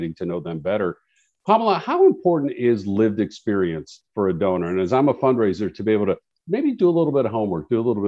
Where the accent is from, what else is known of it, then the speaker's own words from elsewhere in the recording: Chicago, Illinois, United States; I grew up in Chicago